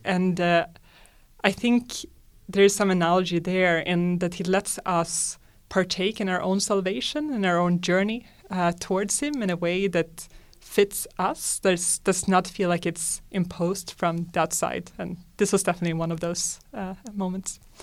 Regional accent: Sweden; I'm from Sweden, and like most, uh, Swedes, I was raised as a secular Lutheran

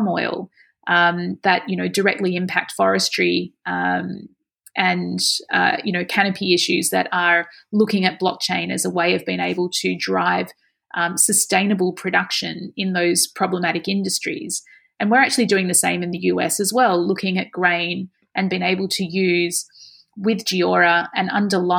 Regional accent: Australia; this is part of our culture, isn't it, of being Australian

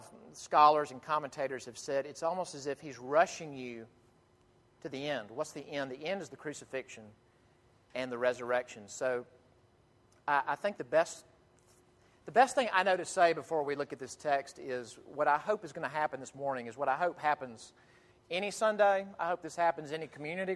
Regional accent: Jackson, Mississippi, United States; moved away; I grew up in First Presbyterian Church, Jackson, Mississippi

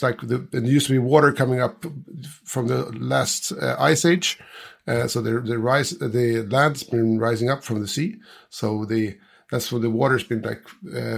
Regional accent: Gotland, Sweden; I'm from Sweden. I'm from an island called Gotland. And I'm actually just a few hundred meters from where I was more or less born

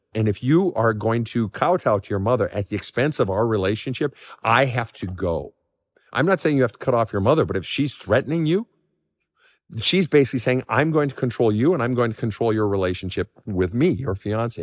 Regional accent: Minnesota, United States; growing up in Minnesota

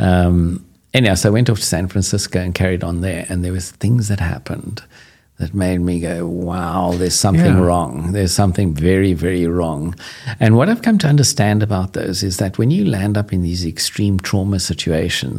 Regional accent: South Africa; being cocky South African

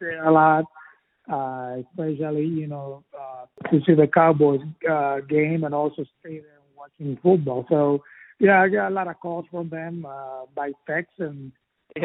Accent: Puerto Rico; I'm from Puerto Rico

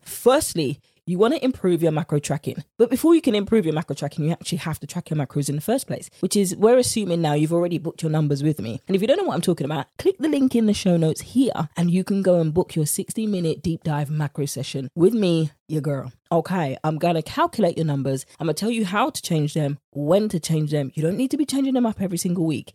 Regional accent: United Kingdom; accent: British; my British accent

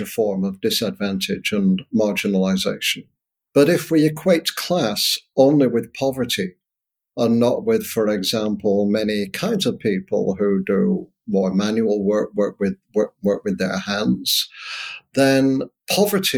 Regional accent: Northern Britain, the north of England, United Kingdom; my own experience, white, a working class, Northern, British, which is very different from Southern British, by the way, 1960s, growing up in that environment.

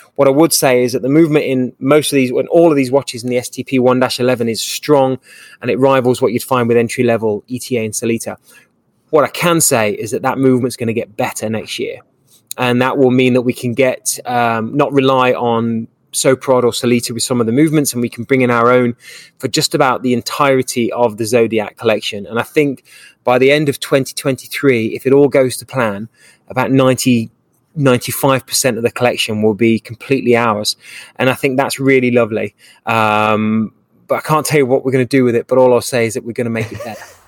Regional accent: England, United Kingdom; now in Dallas, United States; I'm an English guy

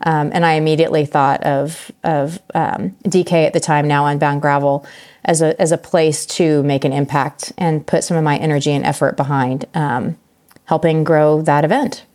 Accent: Emporia, Kansas, United States; my hometown

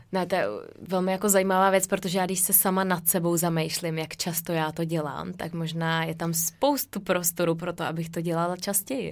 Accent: Czechia; moved away as an adult; also born or lived in Norway; já jsem z České republiky

